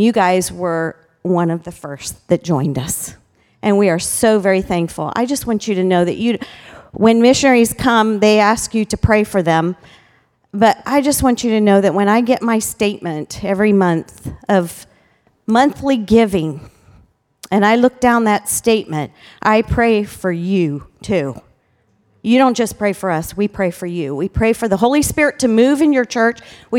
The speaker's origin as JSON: {"language": "English", "country": "Ghana", "tie": "born or raised there", "also_born_or_lived": "Cameroon / Botswana", "said": "Like I said, I was raised in Ghana, West Africa. And then the Lord placed a missionary call on Pat and my life. And we went to Africa first. We were there for 18 years in Cameroon and Botswana."}